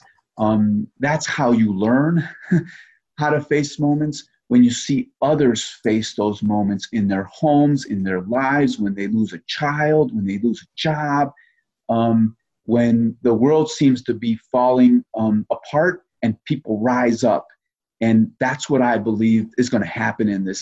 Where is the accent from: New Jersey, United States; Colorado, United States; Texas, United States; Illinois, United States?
Illinois, United States; Chicago; as a Chicagoan